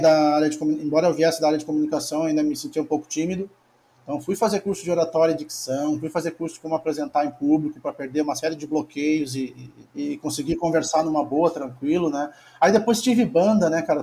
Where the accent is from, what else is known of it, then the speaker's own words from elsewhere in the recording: Porto Alegre, Rio Grande do Sul, Brazil; moved away as an adult; also born or lived in Torres, Brazil; now in Florianópolis, Brazil; Nasci numa cidade que era na beira do mar, que é em Torres. Aí morei 22 anos em Porto Alegre